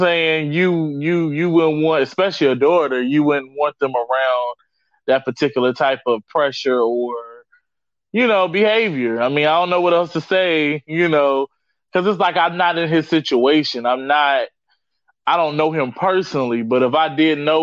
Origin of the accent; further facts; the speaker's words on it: Virginia, United States; my home state of Virginia